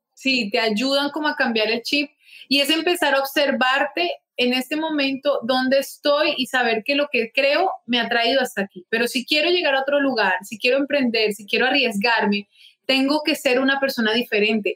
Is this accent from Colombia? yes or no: yes; Bogotá, Colombia; moved away as an adult; now in Barranquilla, Colombia; Luego decidimos mudarnos con mi familia aquí a Barranquilla, yo soy de Bogotá